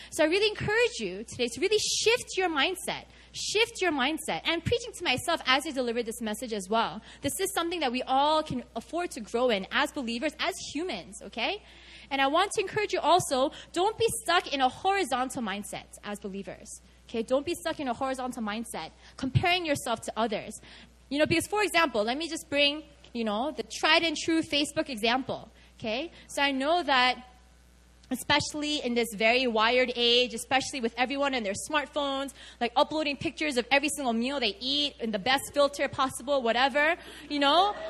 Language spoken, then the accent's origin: English; New York City, New York, United States; moved away as an adult; now in Seoul, South Korea; I grew up Korean in America, and specifically I grew up in New York City.